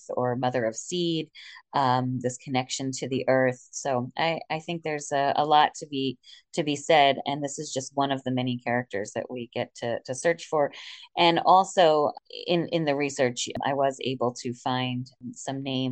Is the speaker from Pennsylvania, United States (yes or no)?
yes; Philadelphia, Pennsylvania, United States; also born or lived in greater New York area; now in Wilmington, United States; Growing up in Philly, I knew Wilmington, Delaware.